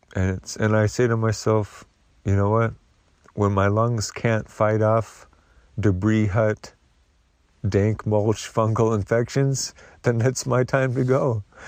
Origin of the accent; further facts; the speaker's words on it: the Northwest, Pacific Northwest, United States; moved away; I grew up in the Northwest